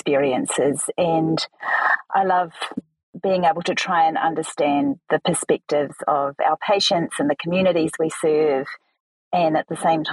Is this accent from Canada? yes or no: no; New Zealand; accent: Kiwi; my very Kiwi accent